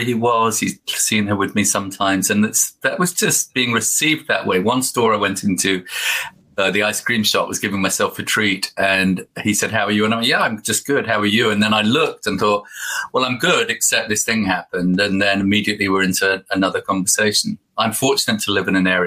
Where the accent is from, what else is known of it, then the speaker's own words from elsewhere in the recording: United Kingdom; now in Devon, United Kingdom; as a Brit